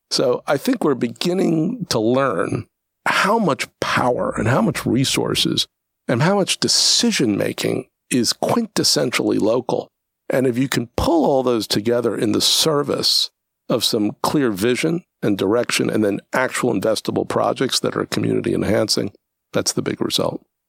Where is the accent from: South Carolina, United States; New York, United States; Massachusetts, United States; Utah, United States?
New York, United States; New York City; I'm from Brooklyn, New York